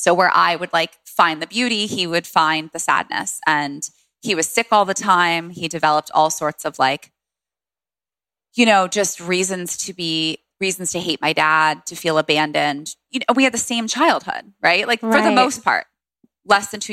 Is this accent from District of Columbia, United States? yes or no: yes; Washington, District of Columbia, United States; I grew up in DC. I was born at a home birth. My mom had me at home in DC with a midwife